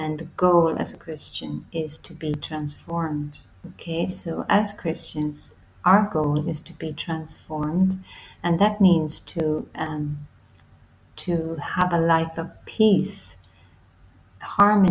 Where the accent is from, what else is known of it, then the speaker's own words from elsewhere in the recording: Ireland; I'm from Ireland